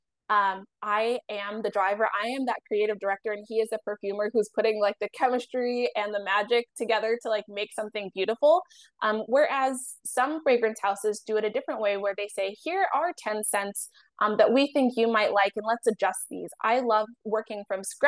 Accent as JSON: {"language": "English", "region": "Ohio", "country": "United States", "tie": "born or raised there", "moved": "yes", "lives_now": "New York, United States", "said": "I grew up in Ohio"}